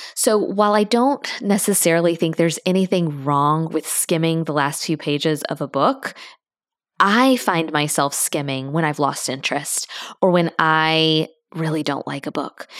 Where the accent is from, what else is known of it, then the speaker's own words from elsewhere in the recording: Tallahassee, Florida, United States; I'm from there.